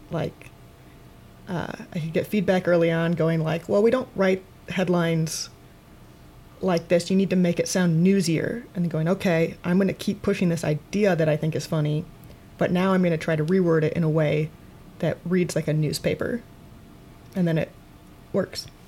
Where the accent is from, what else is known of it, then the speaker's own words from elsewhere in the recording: Waterloo, Iowa, United States; moved away as an adult; also born or lived in Chicago; I'm originally from Iowa. I'm from uh, Waterloo, Iowa, and I went to Iowa State University. And then after I graduated, I moved to Chicago to do comedy